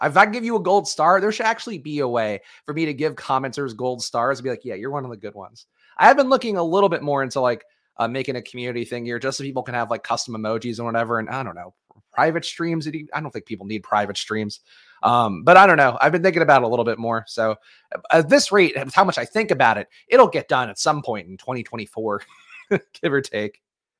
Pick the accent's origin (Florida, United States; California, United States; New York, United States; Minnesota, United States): New York, United States; I'm from New York.